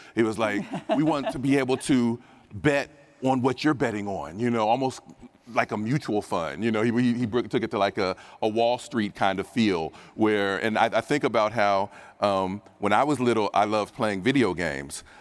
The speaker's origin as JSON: {"language": "English", "town": "Dayton", "region": "Ohio", "country": "United States", "said": "I'm from Dayton, Ohio"}